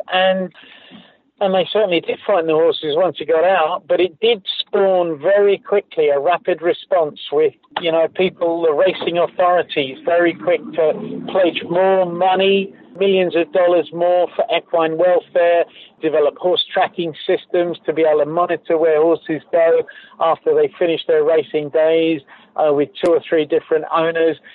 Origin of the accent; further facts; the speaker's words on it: United Kingdom; I grew up in Britain